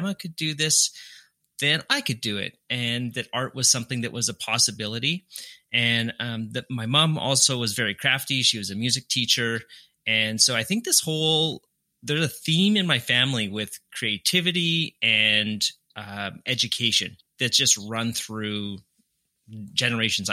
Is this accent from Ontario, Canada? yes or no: no; Winnipeg, Manitoba, Canada; also born or lived in Calgary, Alberta, Canada; So I was born in Calgary, Canada. Then when I was either 3 or 4, I moved to Winnipeg, which is the city where I went to university